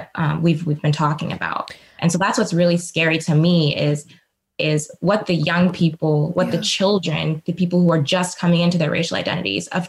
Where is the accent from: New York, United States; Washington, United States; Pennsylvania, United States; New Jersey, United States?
Washington, United States; Seattle; I grew up in Seattle